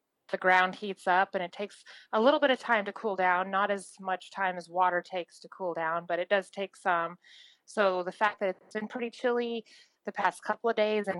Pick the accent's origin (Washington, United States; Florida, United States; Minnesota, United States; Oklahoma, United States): Oklahoma, United States; in Oklahoma